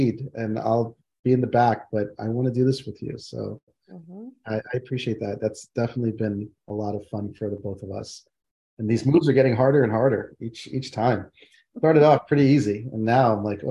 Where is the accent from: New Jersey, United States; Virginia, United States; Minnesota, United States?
New Jersey, United States; while I was raised in New Jersey, I identify as West Indian